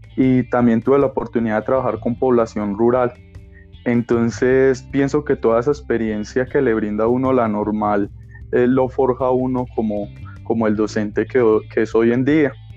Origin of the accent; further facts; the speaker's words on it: Colombia; soy de Colombia